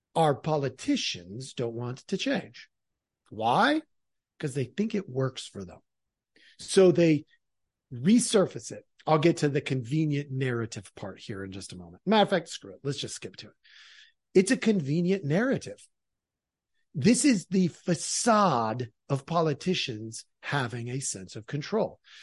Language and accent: English; near Portland, Oregon, United States; I grew up in Oregon. I grew up near Portland.